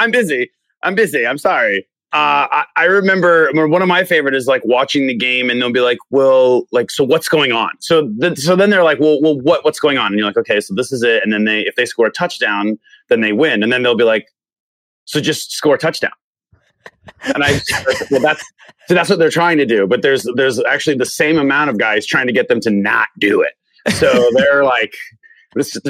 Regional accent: Tucson, Arizona, United States; growing up in Tucson

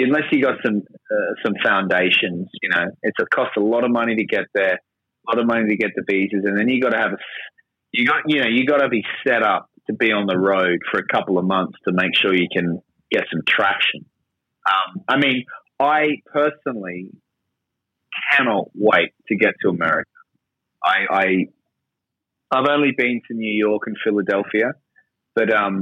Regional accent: Australia; accent: Australian; moved away as an adult; now in London, United Kingdom; I'm Australian, as you might have noticed from my accent, but I've been in London for a long time.

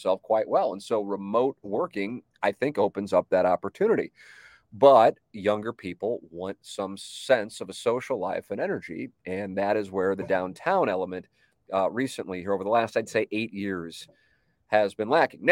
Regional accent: St. Louis, Missouri, United States; I grew up on Tama Avenue, lived downtown, but you know, I mean, Tama Avenue, while it is certainly in the city

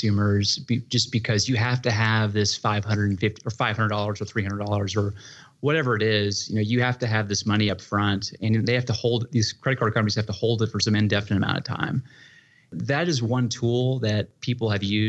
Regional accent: California, United States; moved away as an adult; also born or lived in San Francisco; now in Austin, United States; I grew up in California, lived in San Francisco.

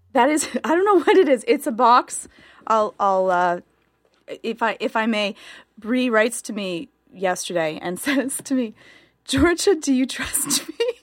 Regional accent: Canada; being Canadian

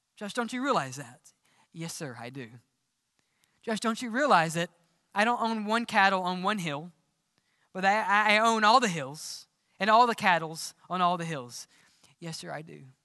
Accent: Mississippi, United States; accent: southern; Growing up in Mississippi, we always said cheering

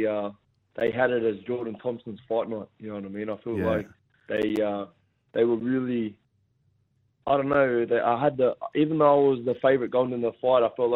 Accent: Gosford, New South Wales, Australia; Gosford Stadium, my hometown in the Central Coast.

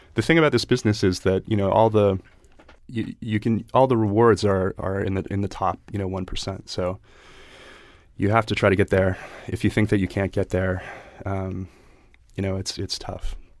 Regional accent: Chester County, Pennsylvania, United States; Chester County, Pennsylvania, like, uh, horse country

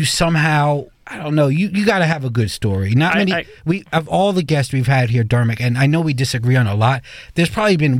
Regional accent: New York City, New York, United States; I'm the New Yorker here

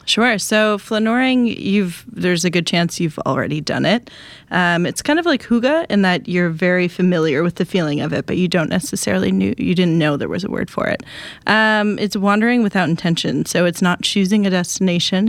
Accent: Wisconsin, United States; I'm from Wisconsin.

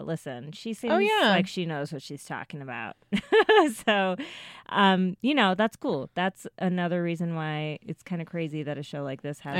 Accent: Ithaca, New York, United States; I was born in Ithaca, New York.

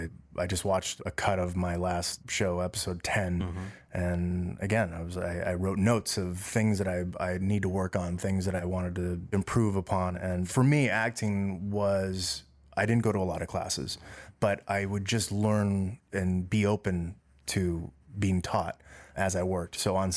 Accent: Los Angeles, California, United States; first language Dutch; Born and raised in Los Angeles in the Valley, Panorama City, which is close by Sun Valley, so deep valley.

